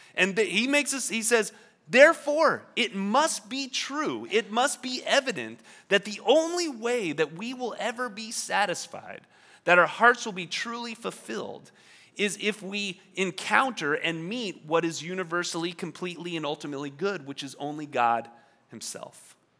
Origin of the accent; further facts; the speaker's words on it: New York, United States; moved away; I grew up in New York, and in New York, on the East Coast, we say water.